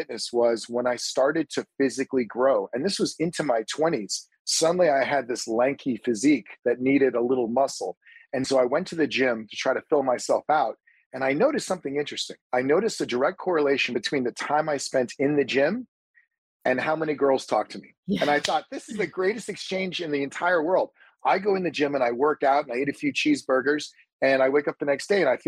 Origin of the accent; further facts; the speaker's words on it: Farmington, Maine, United States; now in Los Angeles, United States; I grew up in a small place called Farmington, Maine